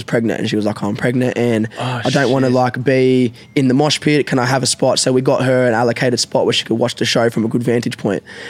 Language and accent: English; Australia; I'm a 20-something-year-old male, and I'm from Australia